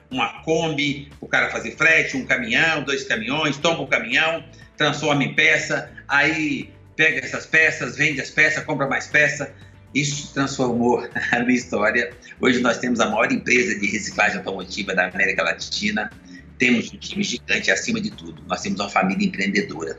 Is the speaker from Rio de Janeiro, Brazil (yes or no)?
no; Minas Gerais, Brazil; now in São Paulo, Brazil; eu sou mineiro